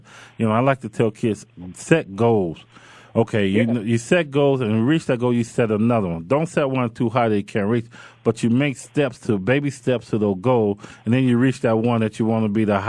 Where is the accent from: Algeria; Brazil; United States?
United States; Robbins, Illinois; moved away; back at home, my hometown, Robbins, Illinois